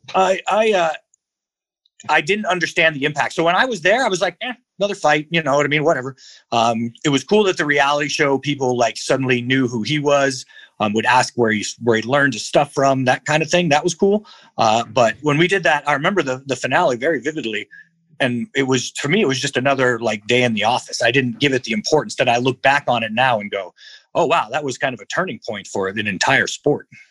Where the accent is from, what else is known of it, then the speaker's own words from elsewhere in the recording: Albuquerque, New Mexico, United States; I was raised in the South Valley of Albuquerque, New Mexico